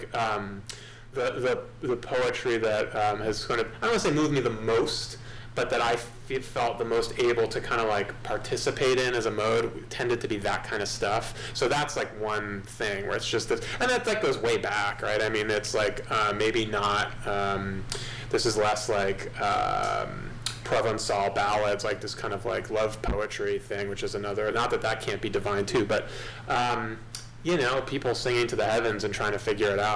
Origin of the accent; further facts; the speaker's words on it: Great Neck, New York, United States; I grew up on Long Island, yeah, Great Neck, just like half an hour outside the city.